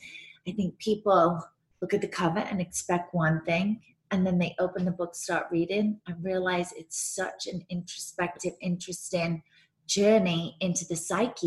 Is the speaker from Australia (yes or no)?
no; England, United Kingdom; I grew up in England